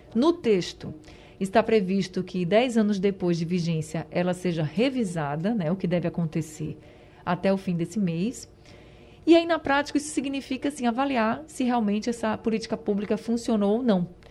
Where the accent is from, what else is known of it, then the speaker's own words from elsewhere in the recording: Recife, Pernambuco, Brazil; eu vim do Ibura